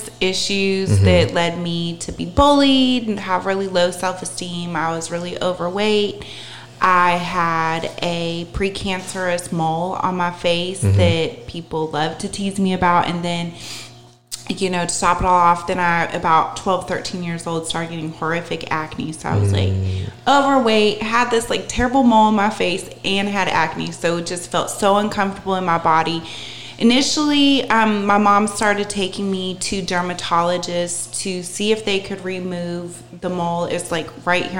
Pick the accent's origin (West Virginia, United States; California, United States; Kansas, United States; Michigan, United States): California, United States; Northern; moved away as an adult; now in Charlotte, United States; I grew up in Northern California with a liberal Jewish family